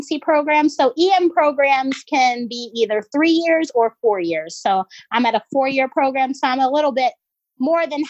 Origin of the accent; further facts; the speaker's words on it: Georgia, United States; moved away as an adult; now in Philadelphia, United States; I'm originally from Georgia. Currently, I'm up in Philly for residency.